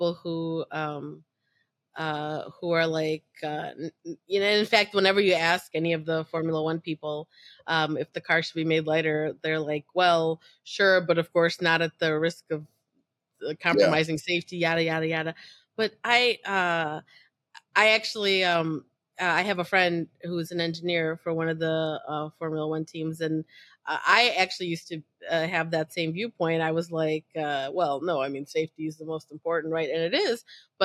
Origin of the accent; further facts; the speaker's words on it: United States; as an American